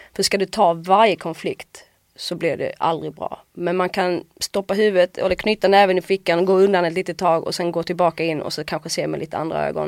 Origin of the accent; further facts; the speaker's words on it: Åhus, Skåne, Sweden; en skola i Åhus där jag kommer ifrån